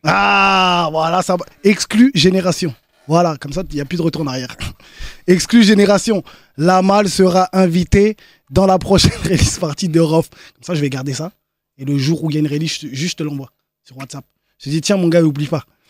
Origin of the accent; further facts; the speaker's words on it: France; je suis né en France